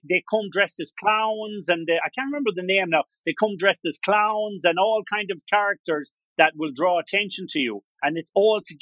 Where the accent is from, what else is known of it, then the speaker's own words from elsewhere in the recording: Ireland; now in Spain; I'm from Ireland, but I live in Spain